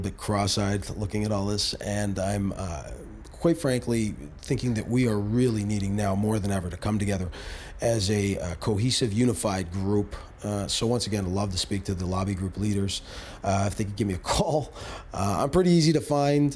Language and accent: English; Canada; as Canadian citizens